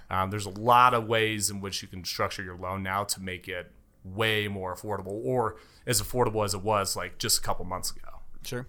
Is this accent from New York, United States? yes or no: no; Castle Rock, Colorado, United States; also born or lived in Aurora, Colorado / Denver, Colorado; born and raised in Colorado. Was born in, uh, Aurora, uh, A-Town, as I like to call it